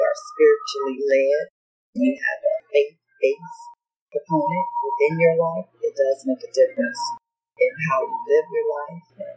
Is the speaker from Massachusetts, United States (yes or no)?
no; Detroit, Michigan, United States; moved away as an adult; now in Grimes, United States; I grew up in Detroit, Michigan, east side of Detroit